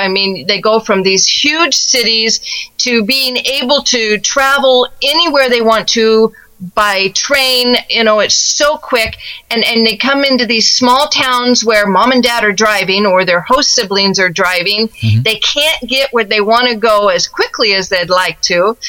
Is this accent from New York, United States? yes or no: no; Troy, Idaho, United States; I am from Troy, Idaho